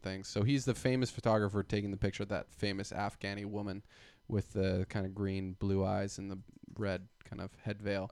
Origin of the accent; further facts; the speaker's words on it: Canada; I'm Canadian